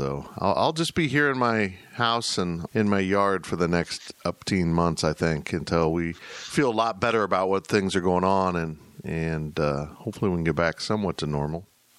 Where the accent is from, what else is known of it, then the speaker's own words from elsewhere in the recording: Salina, Kansas, United States; my hometown in Salina, Kansas, where I also graduated from Central High School in 1982.